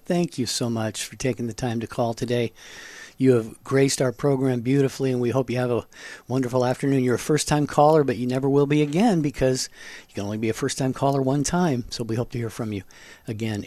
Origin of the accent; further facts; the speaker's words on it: Washington coast, United States; now in Phoenix, United States; I grew up on the Washington coast